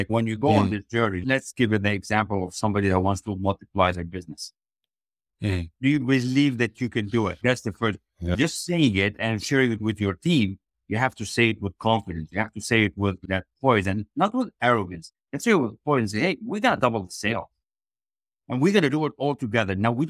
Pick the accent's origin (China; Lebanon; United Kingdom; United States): Lebanon; now in Canada; I was raised in Lebanon, a very small village, left with a backpack, jumped on board and said, I'm done. And I knew there was more greatness for me when I came to Canada and visited the US.